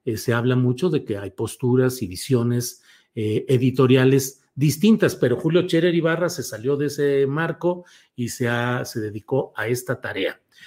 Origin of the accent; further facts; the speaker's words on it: Torreón, Coahuila, Mexico; moved away; mi tierra natal, Torreón, Coahuila